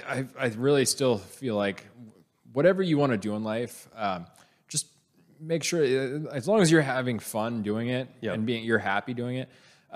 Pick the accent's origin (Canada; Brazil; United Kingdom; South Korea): Canada; now in Texas, United States; growing up in Canada, the stereotype is Texas doesn't have ice.